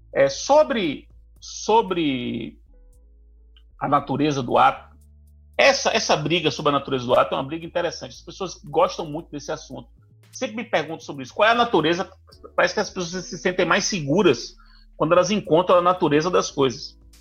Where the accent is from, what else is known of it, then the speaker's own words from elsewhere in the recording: Brazil; nós brasileiros